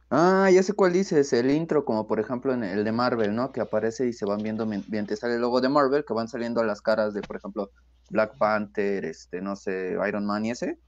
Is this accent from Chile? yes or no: no; Mexico; como mexicanos decimos